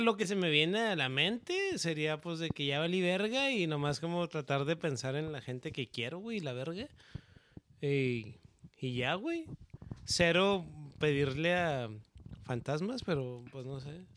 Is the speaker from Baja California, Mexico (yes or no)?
no; Ciudad Juárez, Chihuahua, Mexico; somos de Ciudad Juárez, en frontera con El Paso